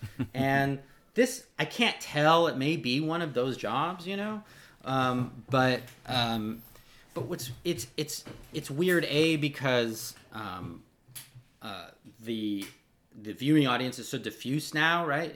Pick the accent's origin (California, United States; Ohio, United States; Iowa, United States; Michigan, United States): California, United States; Los Angeles; I'm from Los Angeles